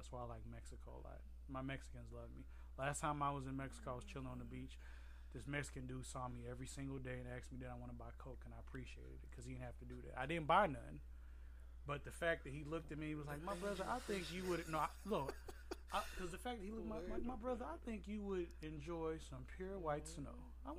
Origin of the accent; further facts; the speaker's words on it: Trinidad & Tobago; But I guess because I'm also Trinidadian, so we speak with our hands a lot, but our actions are led with our heart.